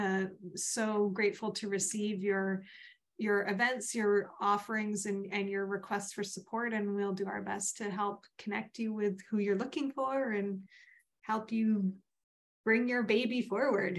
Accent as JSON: {"language": "English", "town": "Vancouver", "region": "British Columbia", "country": "Canada", "tie": "born or raised there", "said": "I grew up in Vancouver. I'm not even a transplant from anywhere."}